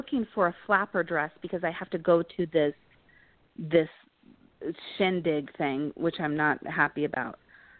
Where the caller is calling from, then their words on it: Colorado, United States; I'm calling from Colorado.